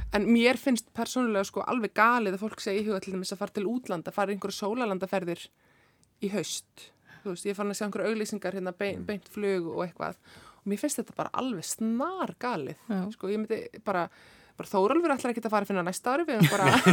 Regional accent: Iceland; við erum náttúrulega Íslendingar sko, sérstaklega sem erum hérna fætt og, og uppalinn

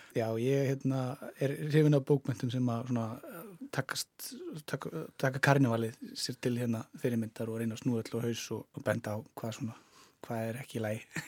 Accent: Hvolsvöllur, Southern Region, Iceland; also born or lived in Selfoss; Ég er frá, hérna, ég er frá Kolsvöldi

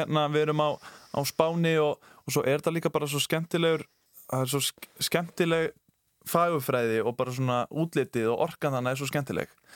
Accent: Kópavogur, Capital Region, Iceland; ég er úr Kópavóinum. Ég var í Snælanskóli Kópavói

